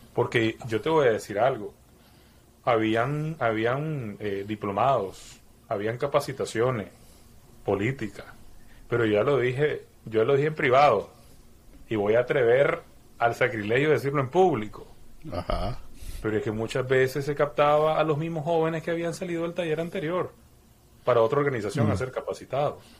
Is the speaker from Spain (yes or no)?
no; Nicaragua; siendo nicaragüense